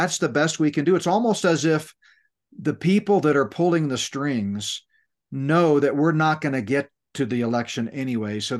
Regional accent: Northeast, United States; moved away; when I grew up in the Northeast

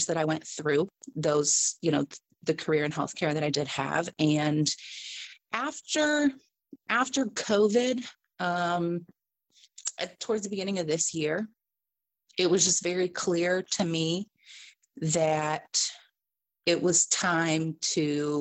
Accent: Dayton, Ohio, United States; moved away as an adult; now in Florida, United States; I am from Dayton, Ohio. I currently reside in Florida

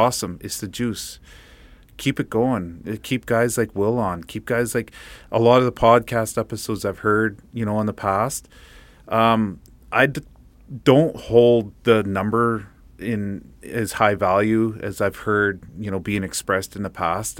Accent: Fort St. John, British Columbia, Canada; we're from Fort Saint John

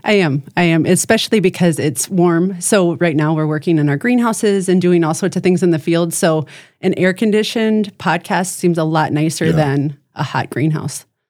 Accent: Ohio, United States; moved away as an adult; also born or lived in Chicago, Illinois; now in Brandon, South Dakota, United States; I was born and raised in Ohio.

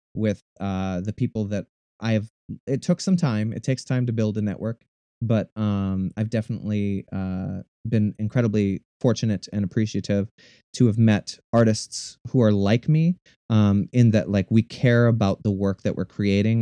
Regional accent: Minnesota, United States; I'm originally, I'm from Minnesota. Um, I am the youngest of six kids. Um, so I had a very large family growing up. Um, I grew up in an incredibly small town.

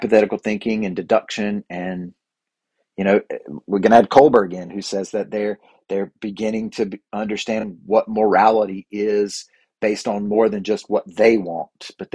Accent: the South, United States; growing up in the South, especially here

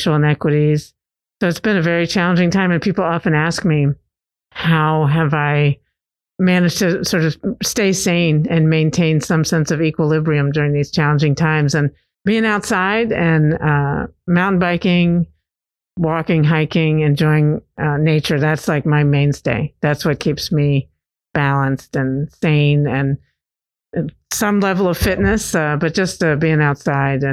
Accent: Virginia, United States; moved away as an adult; now in Knoxville, United States; I'm originally from Virginia, grew up there and moved here 20 years ago when my husband got a job at University of Tennessee

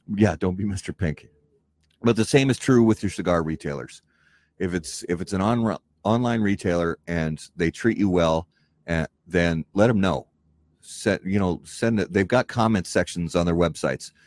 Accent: Indiana, United States; also born or lived in Wisconsin; now in Minnesota, United States; I was born and raised in Indiana, and I lived in Wisconsin for many years.

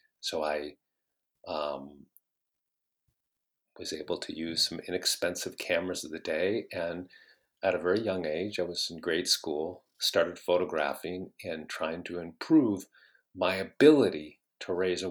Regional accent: Bellevue, Washington, United States; I grew up in Bellevue

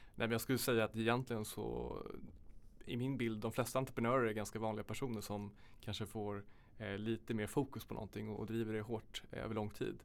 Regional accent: Sollentuna, Stockholm County, Sweden; Jag kommer från Sollentuna

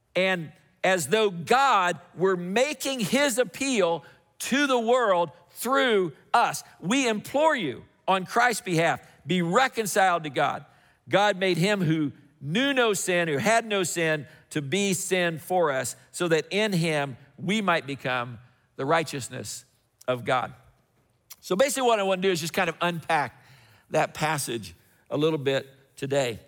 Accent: Indiana, United States; moved away; I grew up in Indiana

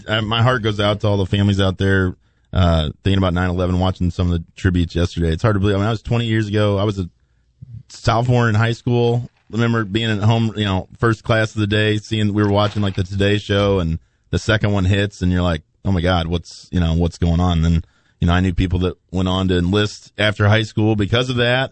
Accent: Belleville, Illinois, United States; my hometown, Belleville, Illinois

